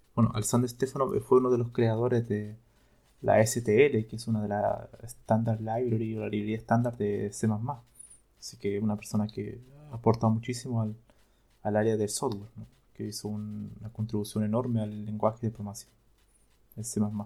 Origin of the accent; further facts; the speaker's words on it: Chile; yo soy de Chile